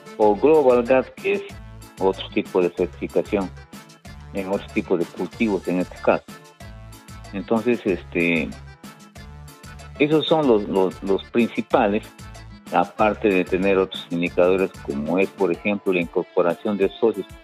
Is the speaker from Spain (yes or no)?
no; Tarapoto, San Martín, Peru; yo soy de, yo soy de, San Martín, soy de Tarapoto